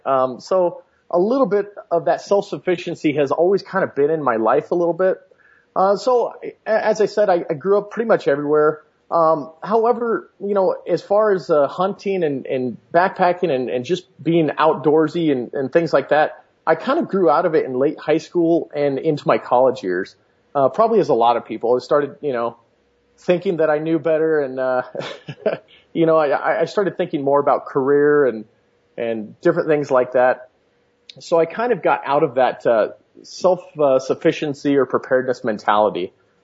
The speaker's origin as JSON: {"language": "English", "region": "Louisiana", "country": "United States", "tie": "born or raised there", "said": "I grew up in Louisiana. So as you know, there's no shortage of game there."}